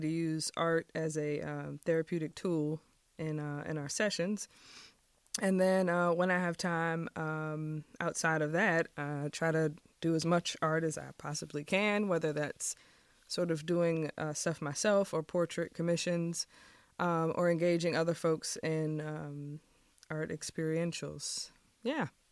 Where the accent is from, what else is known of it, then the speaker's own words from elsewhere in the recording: Richmond, Virginia, United States; moved away as an adult; also born or lived in Maryland/Washington, D.C. area; I grew up in Richmond, and so coming back to Richmond after being away from, for a while